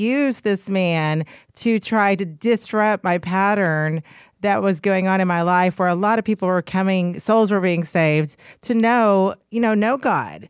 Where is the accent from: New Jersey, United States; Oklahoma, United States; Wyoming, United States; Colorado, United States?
Oklahoma, United States; Oklahoma City; from Oklahoma City